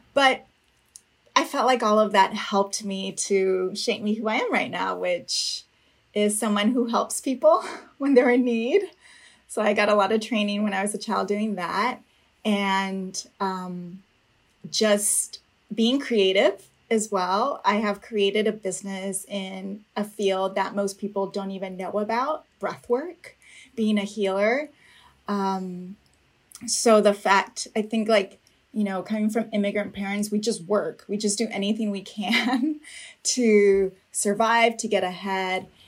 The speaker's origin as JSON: {"language": "English", "town": "Napa", "region": "California", "country": "United States", "tie": "born or raised there", "said": "I was born and raised in Napa, California, of uh, parents from Mexico, immigrants"}